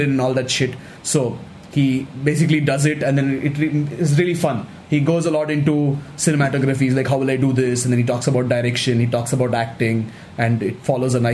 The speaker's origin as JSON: {"language": "English", "region": "South India", "country": "India", "said": "I'm South Indian"}